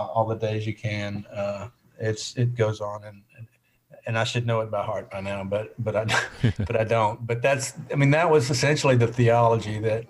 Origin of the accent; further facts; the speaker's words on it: Birmingham, Alabama, United States; I was born just outside Birmingham and lived all over North Alabama, but for the most part, consider myself having grown up in Birmingham because that's where I went to high school.